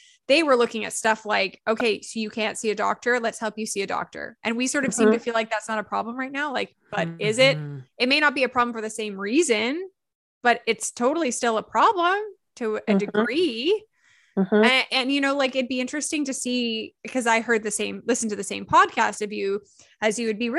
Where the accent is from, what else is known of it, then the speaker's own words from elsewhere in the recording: Canada; we're Canadian